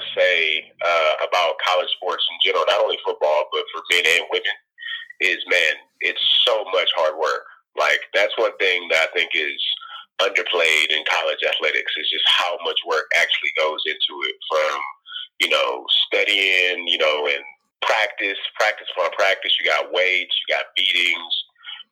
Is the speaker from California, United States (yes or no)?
no; Galveston, Texas, United States; also born or lived in Houston, Texas; I'm originally was born and raised in Galveston, but also, you know, was raised in Houston a bit. Moved there when I was like 12 or 13